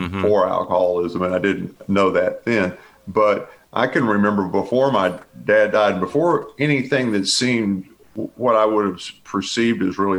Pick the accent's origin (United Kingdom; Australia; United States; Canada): United States; Bel Air; born or raised there